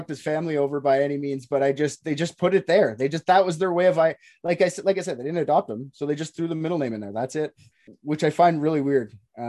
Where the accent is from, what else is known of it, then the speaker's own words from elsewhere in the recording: Canada; I'm a Canadian